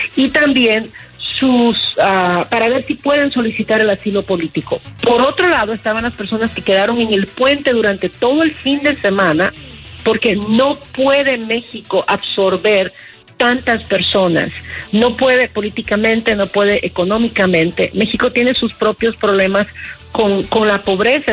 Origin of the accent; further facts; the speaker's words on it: Honduras; Yo como hondureña